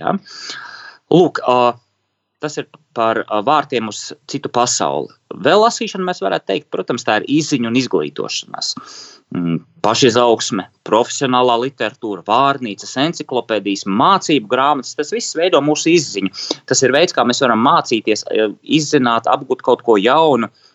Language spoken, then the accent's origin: Latvian; Riga, Latvia; es bērnībā braucu no pārdaugas uz Čiekurkalnu skolu